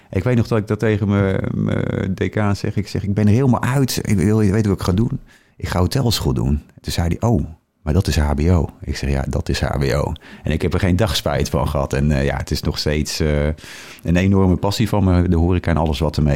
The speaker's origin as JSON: {"language": "Dutch", "town": "Harderwijk", "region": "Gelderland", "country": "Netherlands", "tie": "born there"}